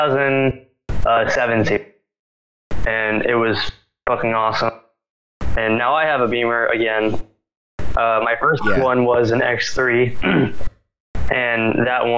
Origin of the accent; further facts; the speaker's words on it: Cary, North Carolina, United States; I am from North Carolina, from Cary. Pretty boring. Never lived outside of Wake County